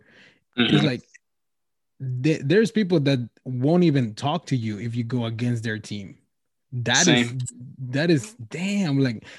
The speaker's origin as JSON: {"language": "English", "region": "Wisconsin", "country": "United States", "said": "Oh, I'm from Wisconsin."}